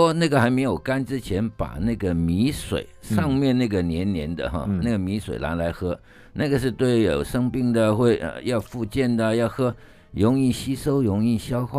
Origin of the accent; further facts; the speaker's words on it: Hong Kong; now in Taipei, Taiwan; 我香港出生